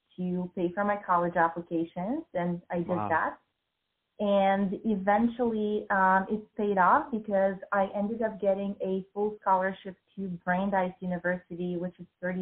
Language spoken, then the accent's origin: English; Bulgaria; moved away as an adult; also born or lived in United States; I grew up in Bulgaria in a post-communist country.